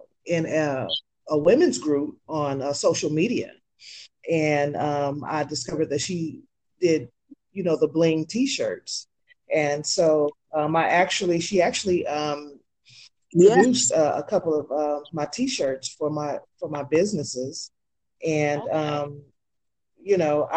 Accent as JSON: {"language": "English", "town": "San Francisco", "region": "California", "country": "United States", "tie": "born or raised there", "said": "me being a city girl from a native from San Francisco"}